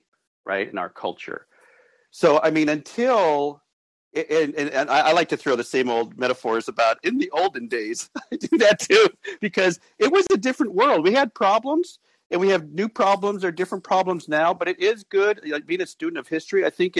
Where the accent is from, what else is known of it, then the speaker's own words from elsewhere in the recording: Las Vegas, Nevada, United States; moved away as an adult; also born or lived in Tempe, Arizona / Mesa, Arizona; I grew up in Vegas